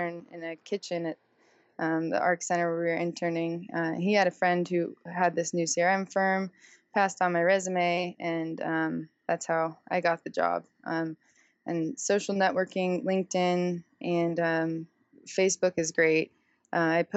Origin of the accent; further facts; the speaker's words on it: San Diego, California, United States; I'm born and raised in San Diego